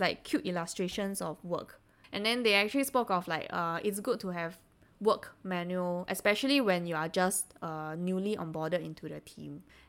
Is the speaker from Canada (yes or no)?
no; Singapore; as Singaporeans, we take things a bit personally